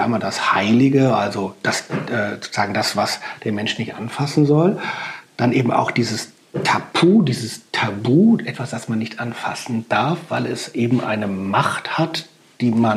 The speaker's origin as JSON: {"language": "German", "country": "Germany", "said": "als Deutscher"}